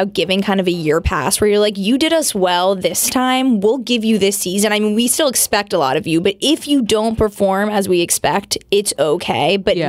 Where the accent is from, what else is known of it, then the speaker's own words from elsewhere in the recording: New Jersey, United States; now in New York, United States; While I do live in New York, I am from New Jersey.